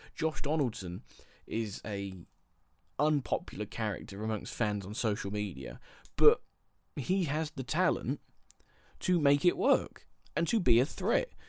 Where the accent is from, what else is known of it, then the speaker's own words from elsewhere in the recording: Milton Keynes, South East England, United Kingdom; I am from Milton Keynes